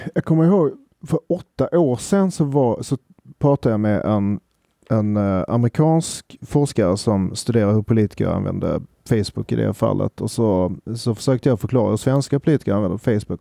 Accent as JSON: {"language": "Swedish", "country": "Sweden", "said": "oss som svenskar"}